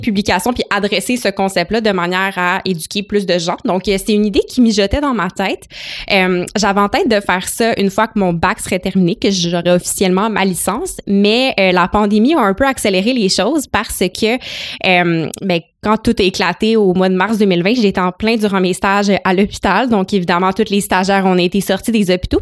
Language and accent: French; Gatineau, Quebec, Canada; moved away as an adult; also born or lived in Ottawa; now in Montreal, Canada; je suis originaire de Gatineau, donc j'ai passé toute ma vie à Gatineau, Ottawa